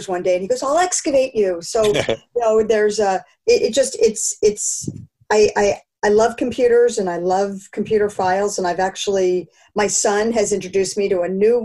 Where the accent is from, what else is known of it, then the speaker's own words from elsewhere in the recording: Philadelphia, Pennsylvania, United States; I grew up in Philadelphia